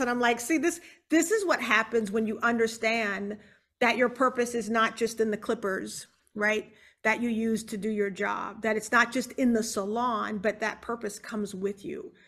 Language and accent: English; Charleston, South Carolina, United States; now in Houston, United States; We're originally from Charleston, South Carolina